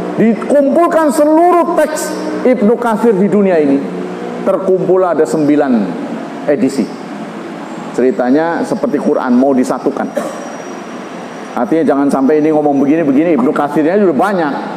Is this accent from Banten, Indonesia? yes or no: yes; Banten, Indonesia; kita orang Banten